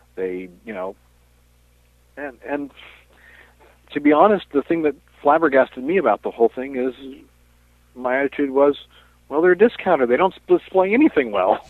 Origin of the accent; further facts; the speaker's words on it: Washington, District of Columbia, United States; When I was growing up in the Washington D.C. area